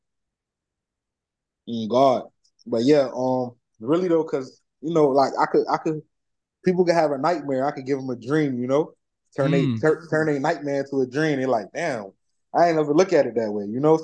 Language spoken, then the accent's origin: English; Broward County, Florida, United States; also born or lived in New Jersey; Jersey made me, Broward raised me.